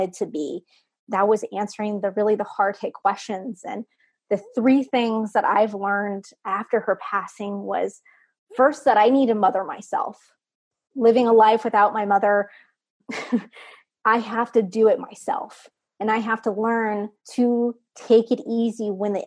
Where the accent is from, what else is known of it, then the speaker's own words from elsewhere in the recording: Texas, United States; now in Maryland, United States; I'm originally from Texas.